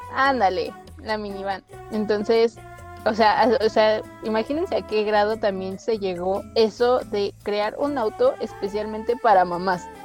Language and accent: Spanish; Mexico; nosotros como mexicanos